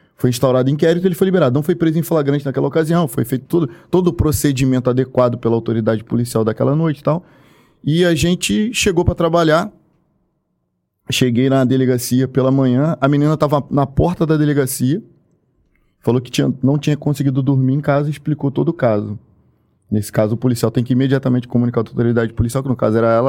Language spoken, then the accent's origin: Portuguese; Baixada Fluminense, Rio de Janeiro, Brazil; eu fui criado na Baixada Fluminense